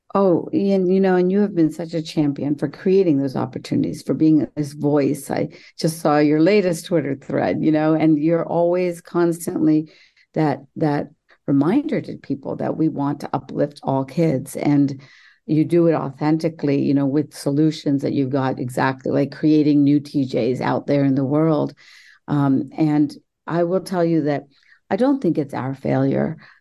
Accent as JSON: {"language": "English", "region": "West Virginia", "country": "United States", "tie": "born or raised there", "said": "I grew up in West by God, Virginia"}